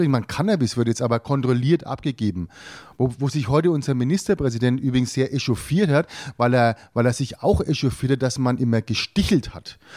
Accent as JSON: {"language": "German", "region": "Bavaria", "country": "Germany", "said": "dann hier in Bayern, dann hier bei uns in Bayern."}